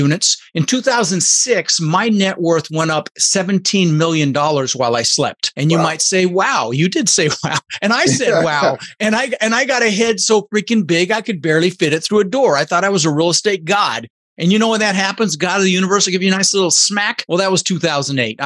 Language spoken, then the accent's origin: English; Denver, Colorado, United States; also born or lived in Netherlands; I was born in the Netherlands, you know, think wooden shoes and windmills, and immigrated when I was 6 years old to the United States with my brother Albert, my mother's Vancha. We ended up in Denver, Colorado